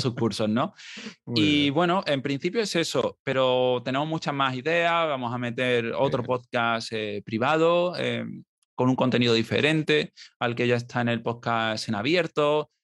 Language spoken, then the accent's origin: Spanish; Marbella, Andalusia, Spain; moved away; me fui a Marbella, que es de donde soy originalmente